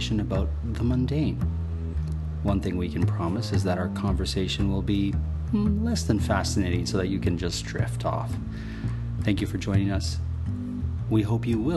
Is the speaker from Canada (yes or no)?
yes; Canada; as a Canadian